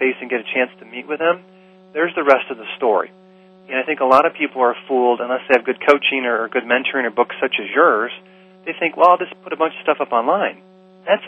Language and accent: English; Michigan, United States; I'm from Michigan.